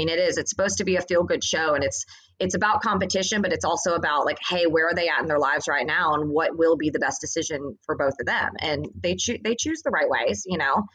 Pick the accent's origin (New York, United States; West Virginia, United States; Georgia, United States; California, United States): Georgia, United States; Atlanta; now in Nashville, United States; I grew up in Atlanta.